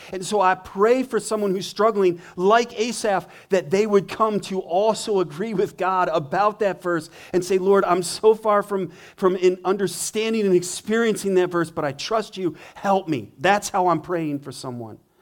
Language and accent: English; Montana, United States; now in Richmond, Michigan, United States; I grew up in Montana, river streams everywhere, mountain streams